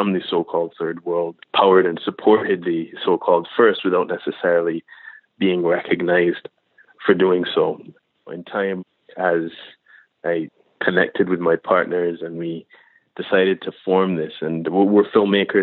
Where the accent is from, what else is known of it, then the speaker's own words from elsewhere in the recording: Barbados; I grew up in Barbados